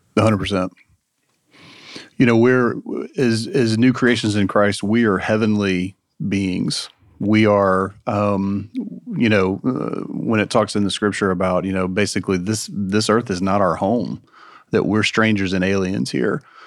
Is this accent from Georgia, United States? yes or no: yes; Marietta, Georgia, United States; growing up in Marietta, in um, you know a kind of current culture and going to visit cousins in Villarica, Georgia